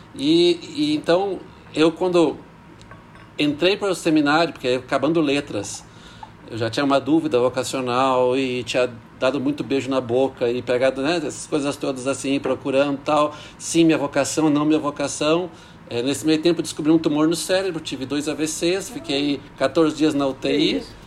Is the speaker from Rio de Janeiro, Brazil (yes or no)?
no; Porto Alegre, Rio Grande do Sul, Brazil; moved away as an adult; also born or lived in Paris; now in Brasília, Brazil; sou de Porto Alegre